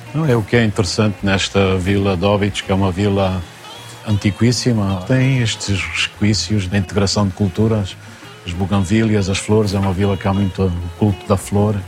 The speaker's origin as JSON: {"language": "Portuguese", "town": "Catabola", "region": "Bié", "country": "Angola", "tie": "born or raised there", "moved": "yes", "lives_now": "Portugal", "said": "Eu nasci em Angola, no Planalto central angolano, uma terra que se chamava Nova Sintra no tempo colonial, hoje Catabola"}